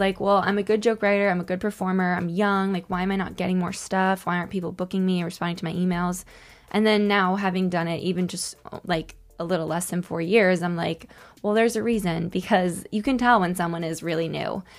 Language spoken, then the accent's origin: English; Connecticut, United States; moved away as an adult; now in New York, United States; my experiences as a single woman in New York growing up in Connecticut.